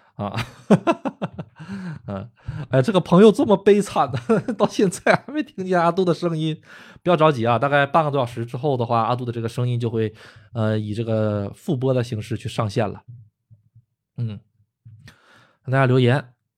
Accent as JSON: {"language": "Chinese", "country": "China", "tie": "born or raised there", "also_born_or_lived": "Tokyo, Japan", "moved": "yes", "lives_now": "Japan", "said": "毕竟我是说的中国话，我是中国人，我出生在中国"}